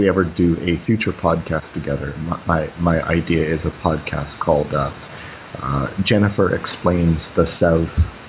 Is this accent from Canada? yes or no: yes; Canada; I'm Canadian.